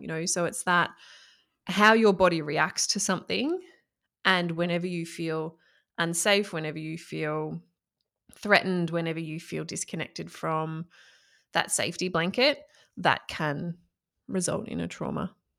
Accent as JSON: {"language": "English", "town": "Echuca", "region": "Victoria", "country": "Australia", "tie": "born or raised there", "said": "I grew up in country Victoria in Australia. So I grew up in Echuca and, well, a few places before then, but major, mainly Echuca."}